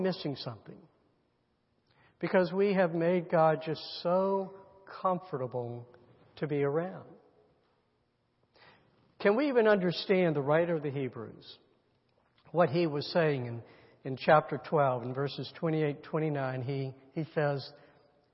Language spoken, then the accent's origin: English; United States; we're Americans